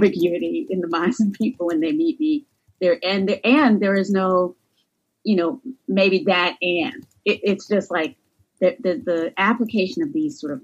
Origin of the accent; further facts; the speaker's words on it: North Carolina, United States; accent: southern; moved away; the area where I was born and raised in North Carolina